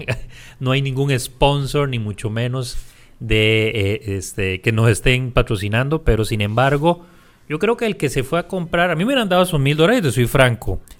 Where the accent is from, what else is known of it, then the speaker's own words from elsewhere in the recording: Punta Arenas, Magallanes, Chile; En aquel momento yo vivía en Punta Arenas y de donde soy, por supuesto.